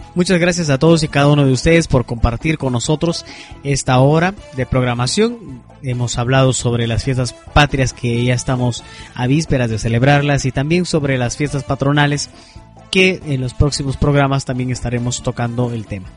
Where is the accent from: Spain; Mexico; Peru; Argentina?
Peru; nosotros que somos peruanos